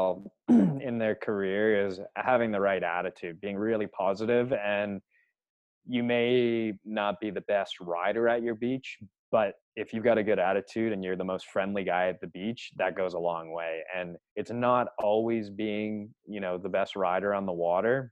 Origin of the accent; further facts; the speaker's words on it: Canada; I love being Canadian.